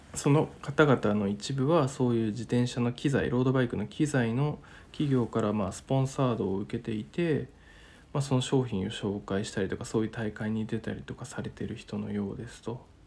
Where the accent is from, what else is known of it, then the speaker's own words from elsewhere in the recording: Niigata, Japan; now in Tokyo, Japan; 地元新潟から東京まで